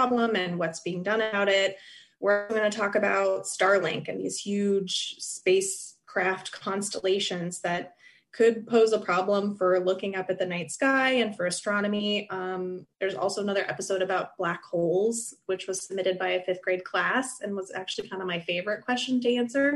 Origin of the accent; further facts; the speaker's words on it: Merritt Island, Florida, United States; moved away as an adult; also born or lived in Cape Canaveral; I was born in Cape Canaveral and I grew up in Merritt Island